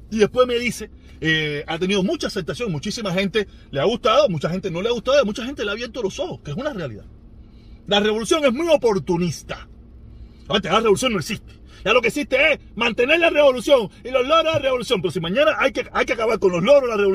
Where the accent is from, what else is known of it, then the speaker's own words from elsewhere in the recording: Pinar del Río, Cuba; sabes que se lo he dicho, yo soy pinareño, yo reacciono tres, cuatro días después.